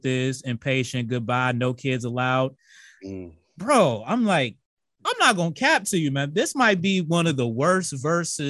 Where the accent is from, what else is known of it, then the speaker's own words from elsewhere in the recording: Virginia, United States; now in Columbus, United States; I'm originally from Virginia, but I'm working out here in Columbus, Ohio.